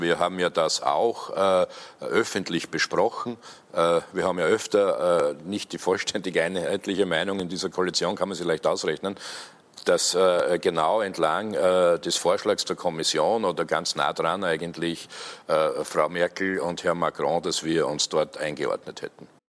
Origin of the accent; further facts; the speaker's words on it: Austria; bei uns in Österreich